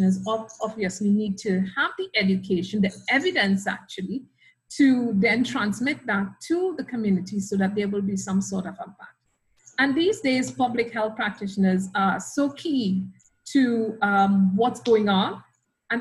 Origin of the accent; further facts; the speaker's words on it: Trinidad & Tobago; moved away as an adult; also born or lived in Australia / Grenada; now in Trinidad and Tobago; I'm Trinidadian by birth. I was educated initially at the University of the West Indies in Trinidad